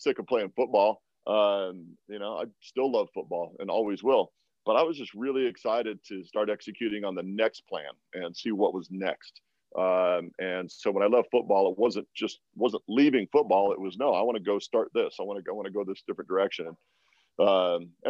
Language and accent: English; Walla Walla, Washington, United States; moved away as an adult; also born or lived in New England; Walla Walla, which is my hometown